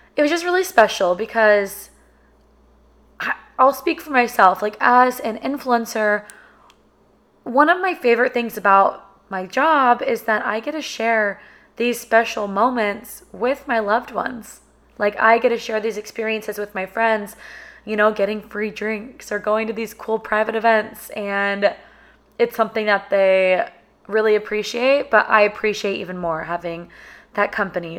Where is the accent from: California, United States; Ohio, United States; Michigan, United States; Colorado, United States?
California, United States; Sacramento; moved away as an adult; now in Austin, United States; we grew up together in Sacramento